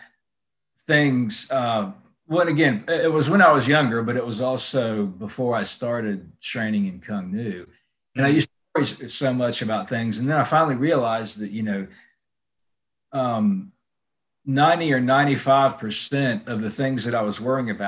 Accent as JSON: {"language": "English", "town": "Mobile", "region": "Alabama", "country": "United States", "tie": "born or raised there", "moved": "as an adult", "lives_now": "Atlanta, United States", "said": "I'm from Mobile, Alabama, which is, you know, it's a small city"}